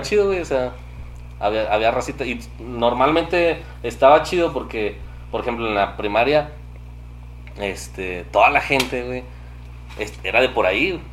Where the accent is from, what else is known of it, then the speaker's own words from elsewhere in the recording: Saltillo, Coahuila, Mexico; Nací aquí en Saltillo, Coahuila.